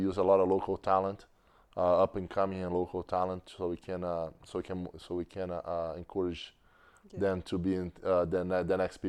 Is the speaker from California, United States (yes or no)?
no; New York, United States; I love New York. I'm a New Yorker.